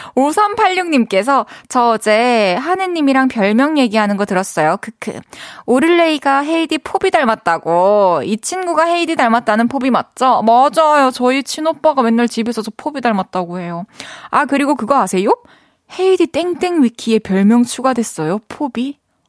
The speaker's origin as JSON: {"language": "Korean", "region": "Busan", "country": "South Korea", "said": "부산 사람으로서."}